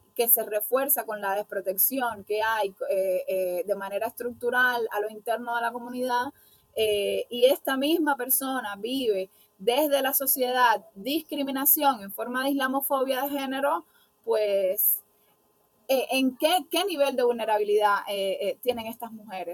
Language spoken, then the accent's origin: Spanish; Cuba; somos mujeres cubanas